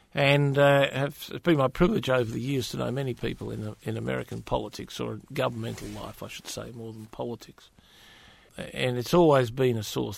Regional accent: Western Australia, Australia; my home state of Western Australia

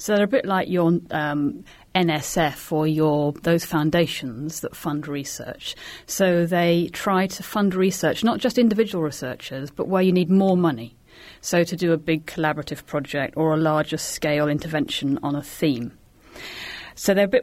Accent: United Kingdom

